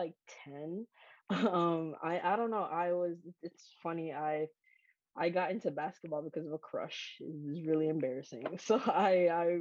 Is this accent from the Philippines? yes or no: no; Kingston, Jamaica; moved away; I grew up outside of the United States. I grew up in Jamaica.